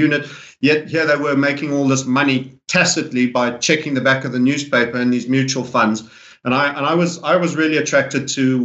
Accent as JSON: {"language": "English", "country": "South Africa", "tie": "born or raised there", "said": "I grew up in South Africa to an English father"}